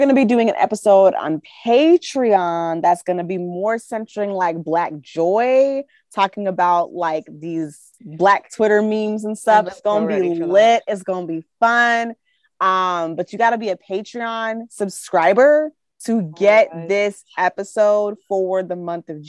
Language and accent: English; Midwest, United States; accent: Midwestern; I'm from the Midwest.